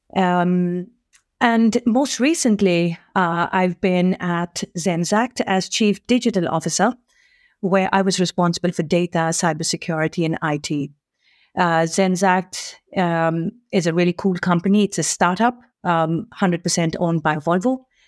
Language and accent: English; India; now in Sweden; I'm also Indian